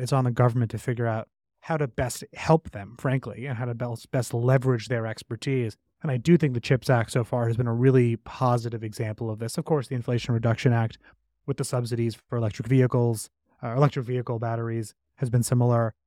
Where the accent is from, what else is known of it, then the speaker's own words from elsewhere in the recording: New York City, New York, United States; I grew up in New York City